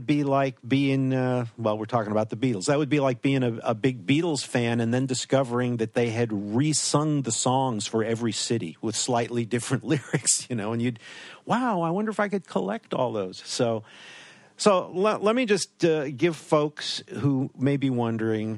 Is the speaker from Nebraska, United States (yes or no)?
no; New York, United States; moved away; growing up in New York